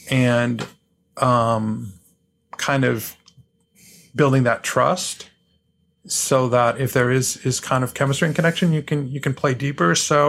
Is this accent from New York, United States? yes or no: yes; New York City, New York, United States; now in Boston, United States; I'm from New York City, so that's probably how I deal with it.